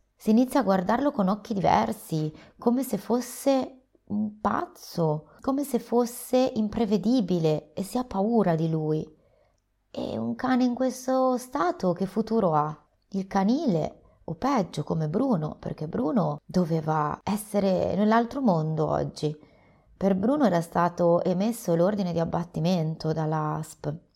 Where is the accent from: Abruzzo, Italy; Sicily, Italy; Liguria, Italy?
Liguria, Italy; Sono ligure